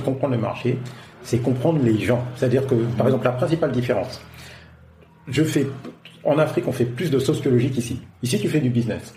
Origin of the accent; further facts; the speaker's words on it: France; moved away as an adult; now in Africa; en tant que Français